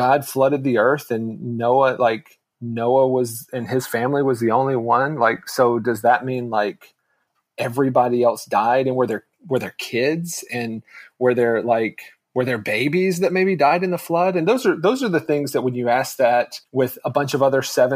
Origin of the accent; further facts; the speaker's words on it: North Carolina, United States; I'm from North Carolina, born and raised. I grew up in a very, very small town